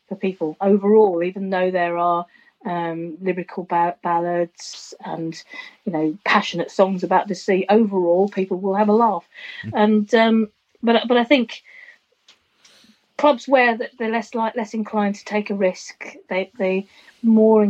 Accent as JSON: {"language": "English", "country": "United Kingdom", "tie": "born or raised there", "said": "I come from Greater London or Essex, and my childhood was people singing …"}